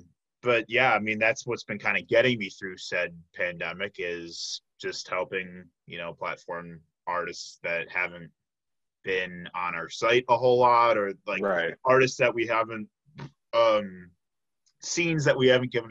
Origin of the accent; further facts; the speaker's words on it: Chicago, Illinois, United States; I'm from the south suburbs of Chicago, and I just say I'm from Chicago